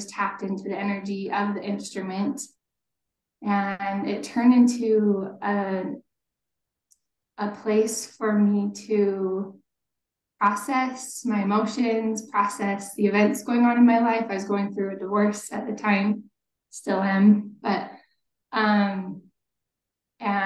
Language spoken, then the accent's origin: English; Kaysville, Utah, United States; I'm originally from Kaysville. I grew up taking music lessons